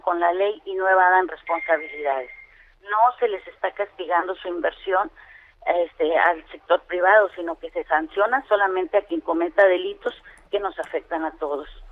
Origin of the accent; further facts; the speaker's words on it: Campeche, Mexico; yo vengo de Campeche